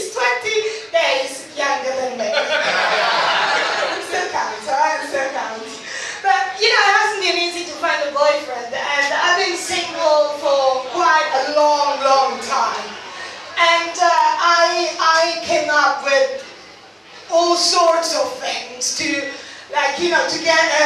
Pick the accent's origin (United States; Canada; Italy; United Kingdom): Italy; accent: Italian; English is a second language; moved away; I'm also Italian.